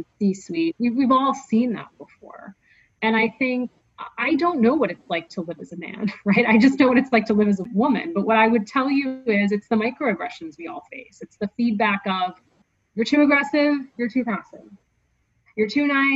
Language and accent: English; United States; I'm American.